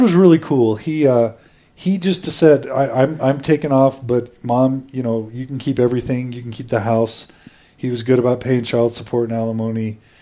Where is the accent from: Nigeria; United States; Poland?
United States; Houston, Texas; moved away as an adult; also born or lived in Boise, Idaho / San Francisco / Dallas / Katy, Texas; spent almost my entire uh, youth and childhood growing up in Texas. So I spent five years in Dallas, and then uh, 12 years in Houston, which is where I was uh, predominantly raised. I consider myself a Texan and uh, Houstonian